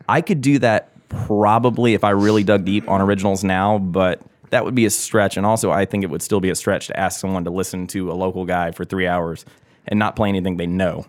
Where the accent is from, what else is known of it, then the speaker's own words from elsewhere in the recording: Augusta, Georgia, United States; moved away as an adult; also born or lived in New York; born and raised in Augusta, took a detour to New York, uh, moved back here.